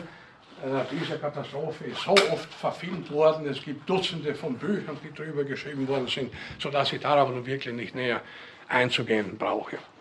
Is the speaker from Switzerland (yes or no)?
no; Northern Burgenland, Austria; aus der Gegend, wo ich herkomme, in Nordburgenland